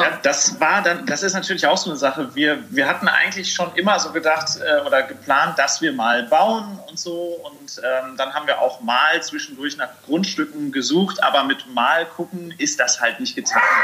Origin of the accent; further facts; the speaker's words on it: Sauerland, North Rhine-Westphalia, Germany; moved away; ich komme ja wirklich vom Land. Ich komme aus dem Sauerland. Ich bin es gewöhnt, dass ich äh, halt irgendwie mit dem Trecker durch den Garten fahren